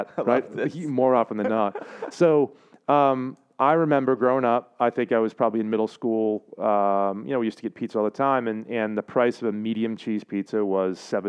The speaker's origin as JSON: {"language": "English", "town": "South Portland", "region": "Maine", "country": "United States", "tie": "born or raised there", "said": "growing up in South Portland, Maine, holler, SoPo"}